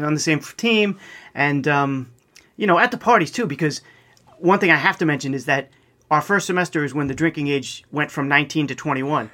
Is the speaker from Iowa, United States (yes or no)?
no; East Meadow, New York, United States; I grew up in East Meadow, which is basically right in the middle of Nassau County